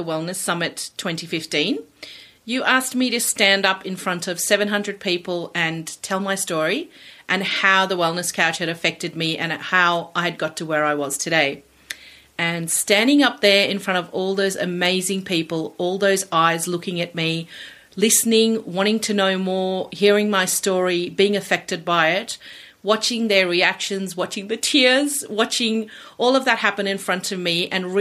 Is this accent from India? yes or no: yes; India; now in Australia; I am originally from India. I migrated here 30 years ago with my family